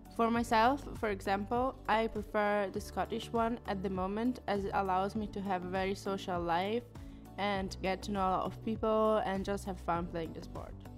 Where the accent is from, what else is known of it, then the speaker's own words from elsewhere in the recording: Bologna, Emilia-Romagna, Italy; moved away as an adult; now in Edinburgh, United Kingdom; I'm from Italy, from Bologna, and I've been here for four years